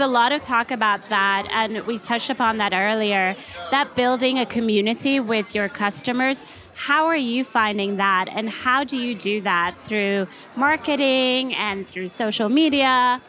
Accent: Sweden; also born or lived in London; now in San Francisco Bay Area, United States; I grew up in Sweden

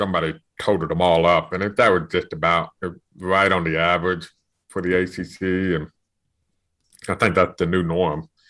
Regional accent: Winston-Salem, North Carolina, United States; playing in Winston-Salem, which is my hometown

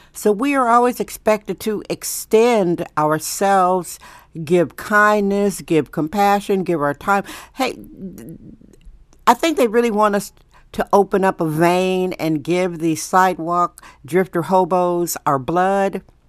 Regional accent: Wisconsin, United States; now in San Francisco, United States; I'm from Wisconsin.

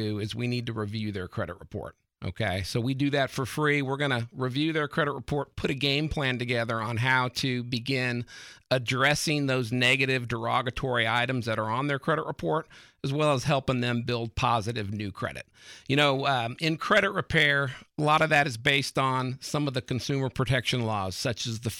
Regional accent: California, United States; moved away as an adult; now in Texas, United States; I'm originally from California.

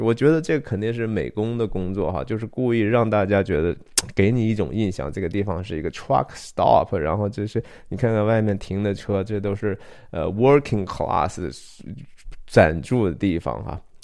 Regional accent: Shanxi, China; 我是山西人哈，我从小有相当长的一段时间

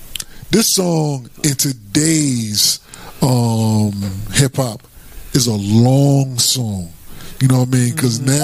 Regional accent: New Jersey, United States; accent: up top; that's my home state.

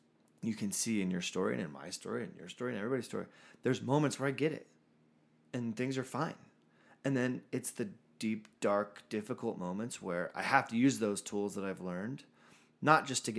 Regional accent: San Diego, California, United States; moved away; That's my hometown. So shout out to the San Diego listeners.

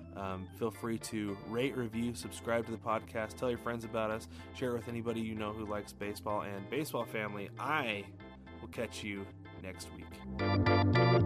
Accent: Portland, Oregon, United States; I grew up in the Portland, Oregon area

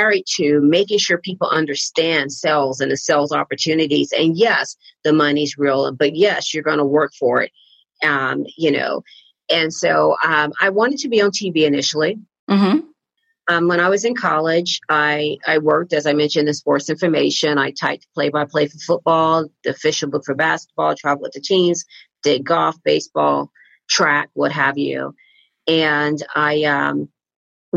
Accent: Galveston, Texas, United States; I grew up in Galveston, Texas, about 40 miles outside of Houston

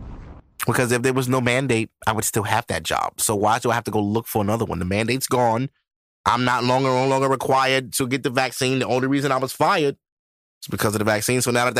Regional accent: Ohio, United States; first of all, I'm from Ohio. The Cincinnati Bengals just lost the Super Bowl.

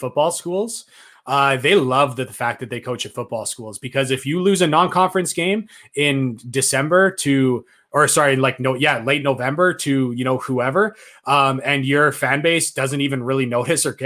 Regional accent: Canada; as a Canadian

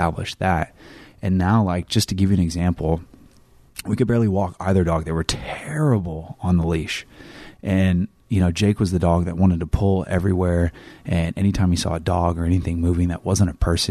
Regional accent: Northern California, United States; moved away; I came from Northern California

